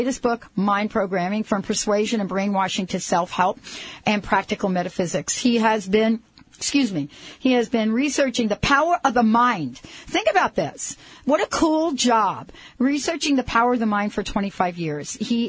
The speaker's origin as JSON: {"language": "English", "region": "New York", "country": "United States", "accent": "New York", "said": "my New York accent"}